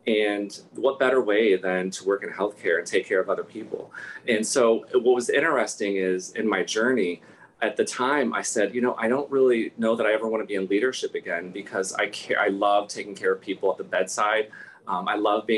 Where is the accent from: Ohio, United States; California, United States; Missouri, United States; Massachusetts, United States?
Ohio, United States; moved away; I grew up in Ohio and I have now lived in 6 states.